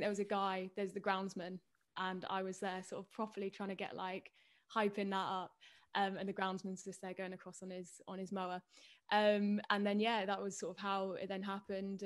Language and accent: English; Peterborough, East of England, United Kingdom; also born or lived in Cambridge; I grew up in Peterborough, and then moved down to Cambridge